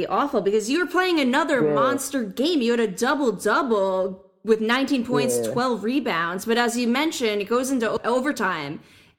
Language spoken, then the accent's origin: English; Northeast, United States; I'm from the Northeast.